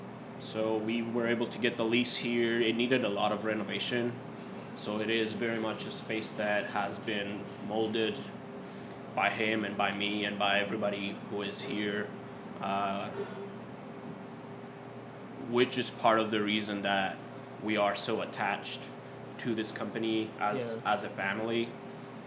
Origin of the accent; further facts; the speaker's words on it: Cyprus; moved away as an adult; also born or lived in United Kingdom; now in Little Rock, United States; So we're both from Cyprus, born and raised in Cyprus